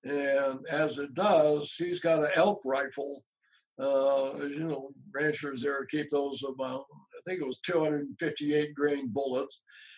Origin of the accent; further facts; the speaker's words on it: Utah, United States; You know, we're on the east side of Utah, all the way across the state.